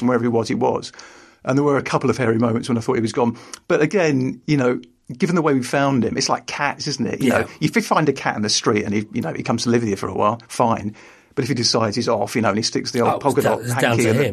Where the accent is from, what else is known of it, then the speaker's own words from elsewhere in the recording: London, United Kingdom; I grew up in London